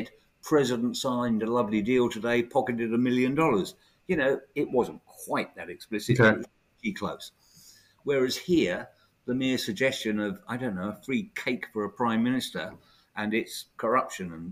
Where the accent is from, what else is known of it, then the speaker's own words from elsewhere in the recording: United Kingdom; also born or lived in Bexhill / Forest Row; being brought up as a child. You know, we're British